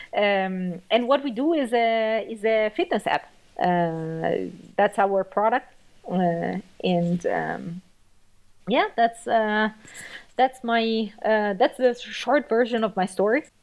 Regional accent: Italy; moved away as an adult; now in Germany; I'm actually from Italy. I moved to Germany uh, in 2013 to see what I can do about my career

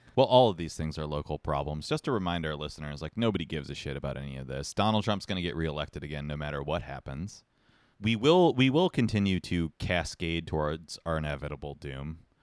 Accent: Montreal, Quebec, Canada; I'm from Montreal

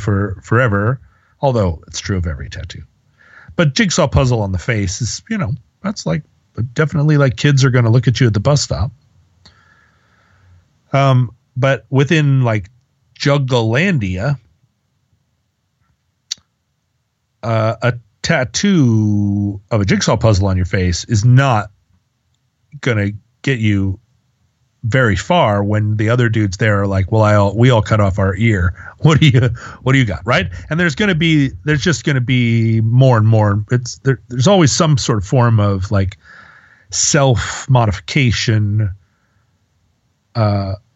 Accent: United States; the fog of monotheism that we all come out of growing up in America

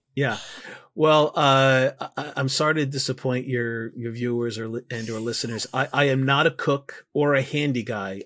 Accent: New York City, New York, United States; I'm from New York

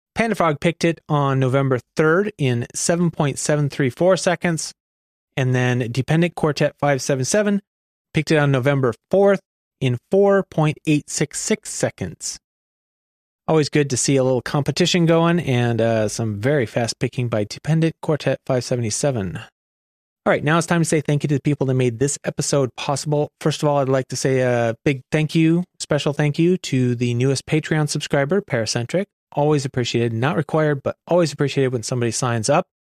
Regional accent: Oregon, United States; my home state of Oregon

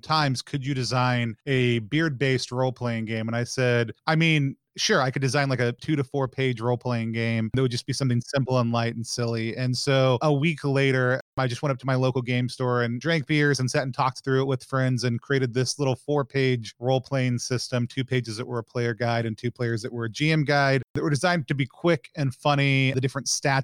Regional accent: the South, United States; also born or lived in Seattle, Washington; now in Philadelphia, United States; I grew up in the South

